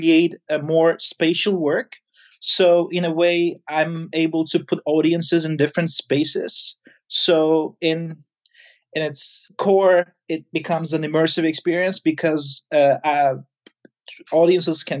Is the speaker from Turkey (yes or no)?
yes; Izmir, Turkey; moved away; I'm right now in Turkey. It's a city called Izmir. It's my hometown